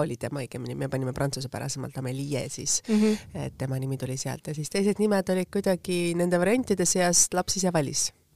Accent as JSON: {"language": "Estonian", "town": "Tallinn", "region": "Harju County", "country": "Estonia", "said": "ma olen ise samamoodi Lasnamäelt pärit"}